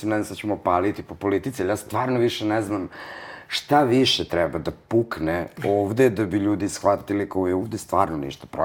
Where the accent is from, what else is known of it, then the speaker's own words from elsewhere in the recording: Vojvodina, Serbia; Prosto iz Vojvodine sam, ne mogu ja, pod pritiskom sam pravljena